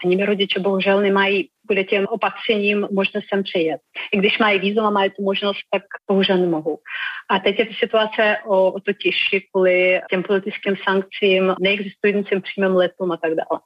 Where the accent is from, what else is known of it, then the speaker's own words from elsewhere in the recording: Belarus; Czech is a second language; now in Czech Republic; jsem z Běloruska